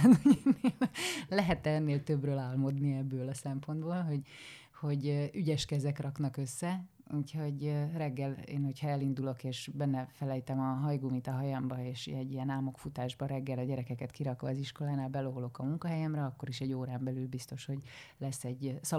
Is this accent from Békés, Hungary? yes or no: yes; Szarvas, Békés, Hungary; moved away as an adult; also born or lived in Szentes / Kecskemét; now in Budapest, Hungary; Szarvasi is vagyok, szarvasi, és, és szentesen, szentesen jártam gimnáziumba.